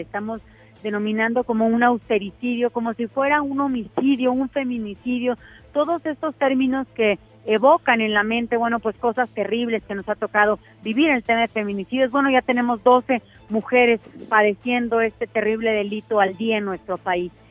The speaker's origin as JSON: {"language": "Spanish", "region": "Tamaulipas", "country": "Mexico", "said": "yo soy de Tamaulipas de un estado fronterizo"}